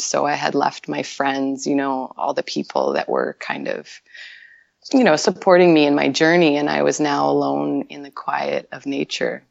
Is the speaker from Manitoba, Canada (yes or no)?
yes; Winnipeg, Manitoba, Canada; moved away as an adult; also born or lived in Vancouver; I'm originally from Winnipeg, Manitoba